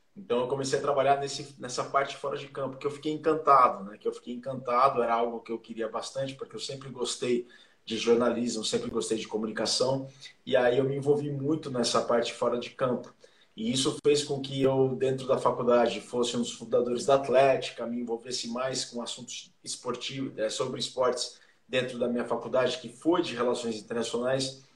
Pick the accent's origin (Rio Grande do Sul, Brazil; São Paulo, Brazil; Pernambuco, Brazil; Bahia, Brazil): São Paulo, Brazil; Jaú; eu sou do interior de São Paulo, sou de Jaú